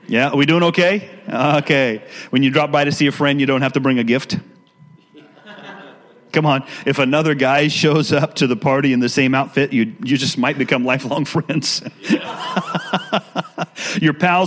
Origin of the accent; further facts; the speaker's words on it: Washington, United States; also born or lived in Richlands, Virginia; I'm an East Coast guy that moved West Coast when I was young, and I've been out there all the rest of my life